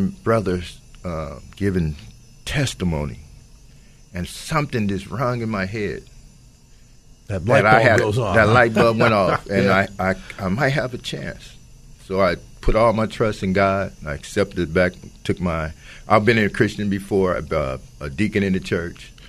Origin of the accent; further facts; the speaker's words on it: Oakland, California, United States; I'm from Oakland